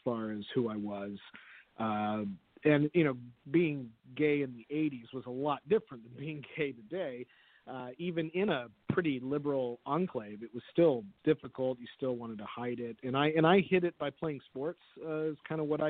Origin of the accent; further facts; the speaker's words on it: San Jose, California, United States; I was born and raised in San Jose